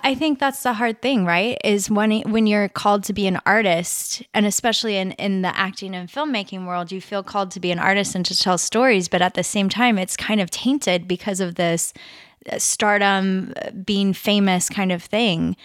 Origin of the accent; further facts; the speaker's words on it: Nebraska, United States; I'm from Nebraska